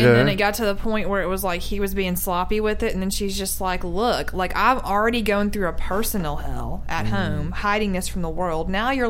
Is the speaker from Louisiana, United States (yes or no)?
yes; Louisiana, United States; moved away; I'm from Louisiana.